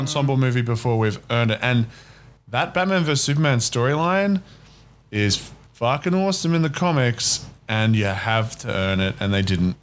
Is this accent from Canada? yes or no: no; Australia; as an Australian.